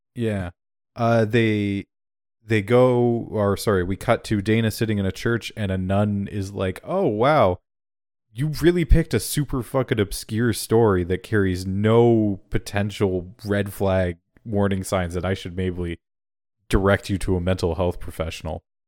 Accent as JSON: {"language": "English", "country": "Canada", "said": "I'm fucking Canadian there, eh?"}